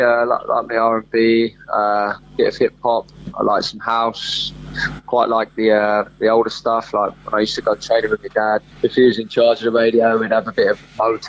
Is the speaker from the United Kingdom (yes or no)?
yes; Lancing, South East England, United Kingdom; I grew up on the South Coast, a place called Lancing.